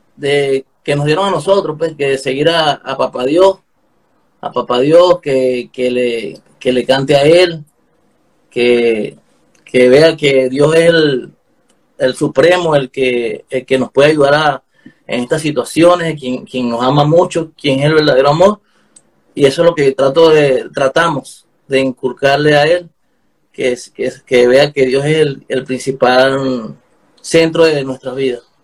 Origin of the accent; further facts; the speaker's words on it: Punto Fijo, Falcón, Venezuela; moved away as an adult; now in Chile; verdaderos venezolanos que somos